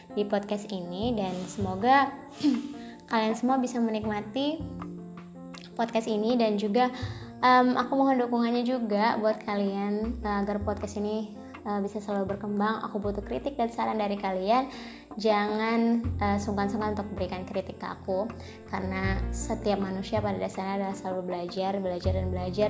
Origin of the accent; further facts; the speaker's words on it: Jambi, Indonesia; aku berasal dari Jambi